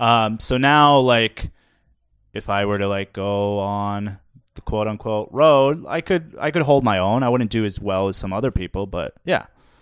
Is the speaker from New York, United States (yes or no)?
no; Minnesota, United States; We have no corn in Minnesota.